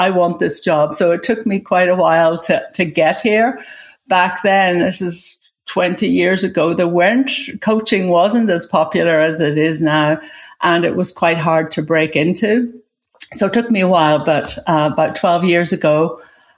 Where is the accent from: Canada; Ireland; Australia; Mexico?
Ireland; also born or lived in England; now in United States; I was born in Ireland. I went to school in England.